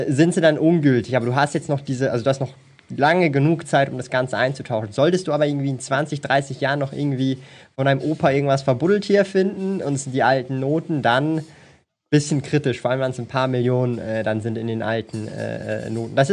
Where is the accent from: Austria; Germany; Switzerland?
Switzerland; Also bei uns in der Schweiz, ich weiß nicht mehr, ob das jetzt noch so ist